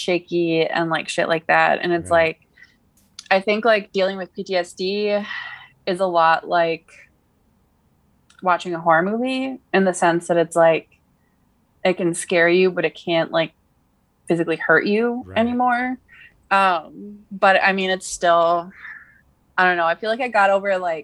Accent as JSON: {"language": "English", "region": "California", "country": "United States", "tie": "born or raised there", "said": "I was born in California"}